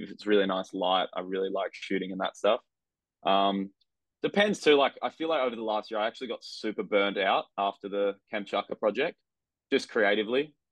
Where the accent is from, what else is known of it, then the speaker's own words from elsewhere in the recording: Avalon Beach, New South Wales, Australia; i grew up in a place called avalon beach which is uh, about an hour and a half north of sydney